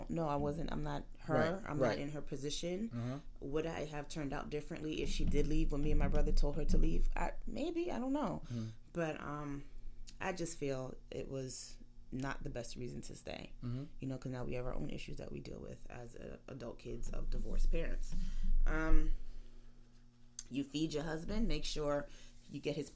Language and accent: English; United States; I'm born in America. I'm first generation American. My parents, grandparents, and everyone before them is from Jamaica